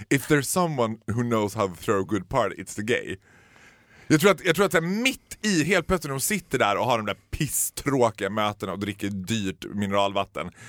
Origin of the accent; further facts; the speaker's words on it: Germany; Nej, jag är ju tysk.